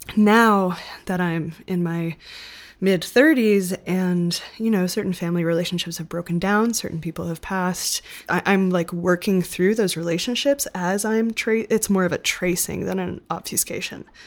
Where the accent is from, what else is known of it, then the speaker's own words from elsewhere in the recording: Denmark; I was born in Denmark